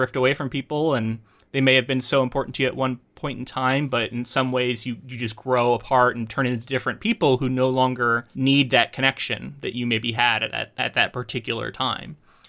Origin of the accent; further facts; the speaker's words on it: Florida, United States; now in Oregon, United States; As someone who moved away from not only my hometown but Florida, my home state, and came out to Oregon and was like, oh, I guess I'm going to make all new friends now.